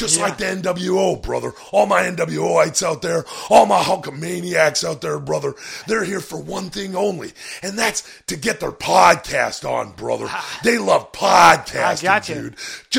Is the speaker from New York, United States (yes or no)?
no; Tampa, Florida, United States; he was a rival of mine back when I was growing up in Tampa, brother.